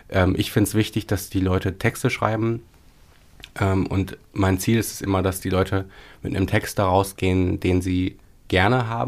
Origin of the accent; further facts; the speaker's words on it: Paderborn, North Rhine-Westphalia, Germany; so acht Jahre lang in Paderborn, in äh, meiner Heimatstadt, eine Lesebühne.